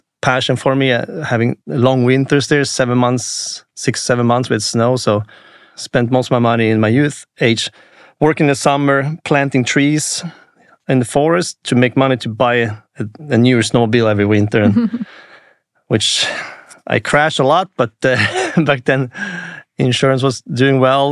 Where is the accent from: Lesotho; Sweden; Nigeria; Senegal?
Sweden; Jokkmokk, Norrbotten County; English is a second language; moved away as an adult; now in United States; I grew up in Lapland, Sweden, above the Arctic Circle.